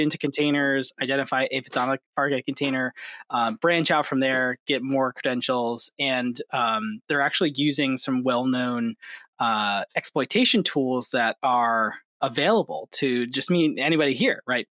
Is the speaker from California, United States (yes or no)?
no; Hudson Valley, New York, United States; I grew up in the Hudson Valley, New York